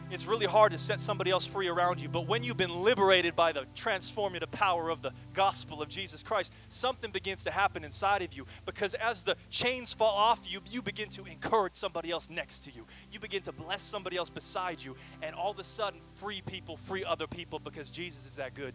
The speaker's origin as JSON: {"language": "English", "town": "Kelowna", "region": "British Columbia", "country": "Canada", "also_born_or_lived": "Michigan", "moved": "as an adult", "lives_now": "Portland, United States", "said": "I'm from the sunny Okanagan Valley"}